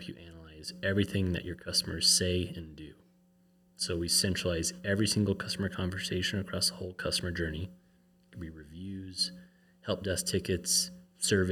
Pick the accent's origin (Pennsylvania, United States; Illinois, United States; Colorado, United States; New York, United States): Colorado, United States; moved away as an adult; now in Utah, United States; I grew up in Colorado